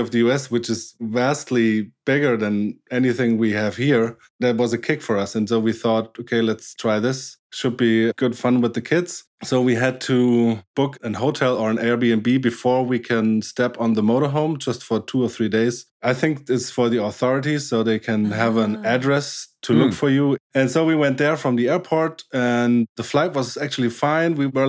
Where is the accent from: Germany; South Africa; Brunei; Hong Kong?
Germany; Baden-Württemberg; English is a second language; I'm German, yes.